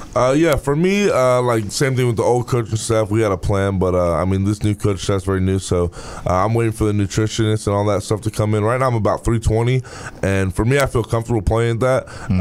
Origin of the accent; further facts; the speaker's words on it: Georgia, United States; moved away as an adult; now in Louisville, United States; I'm from Georgia